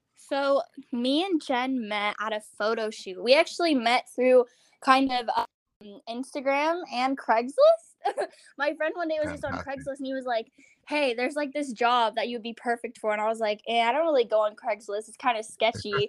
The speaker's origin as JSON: {"language": "English", "region": "Virginia", "country": "United States", "also_born_or_lived": "New York City", "moved": "as an adult", "lives_now": "Los Angeles, United States", "said": "I'm from Virginia originally, and I was always like that theater kid"}